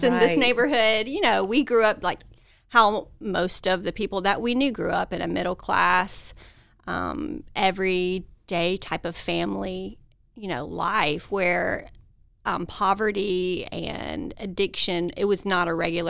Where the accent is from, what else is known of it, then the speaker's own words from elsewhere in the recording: Columbus, Georgia, United States; I grew up in Columbus, Georgia